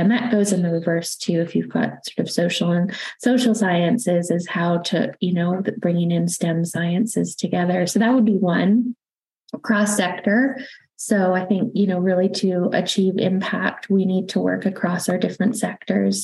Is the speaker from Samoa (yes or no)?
no; Canada; accent: Canadian; now in London, United Kingdom; it's Canadian accent. So I'm originally from Canada, but now also British